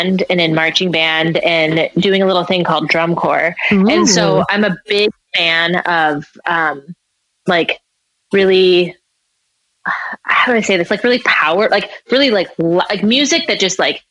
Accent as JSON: {"language": "English", "region": "Midwest", "country": "United States", "tie": "born or raised there", "said": "growing up in the Midwest"}